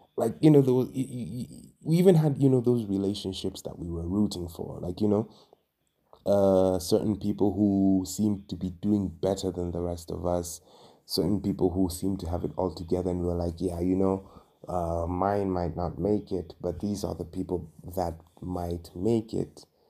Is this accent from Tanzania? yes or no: yes; Dar es Salaam, Tanzania; moved away as an adult; now in Nairobi, Kenya; I am originally from and I was born and raised in Dar es Salaam, Tanzania. but right now I am living and working in Nairobi, Kenya.